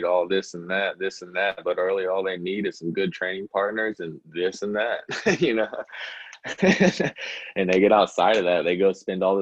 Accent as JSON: {"language": "English", "town": "Springfield", "region": "Illinois", "country": "United States", "tie": "born or raised there", "said": "I grew up in Springfield, Illinois"}